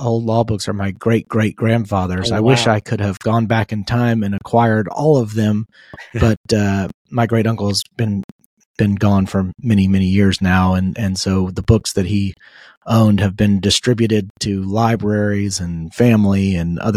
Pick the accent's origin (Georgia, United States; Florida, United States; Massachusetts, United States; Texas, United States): Georgia, United States; Marietta; also born or lived in Morgantown, West Virginia; my hometown of Marietta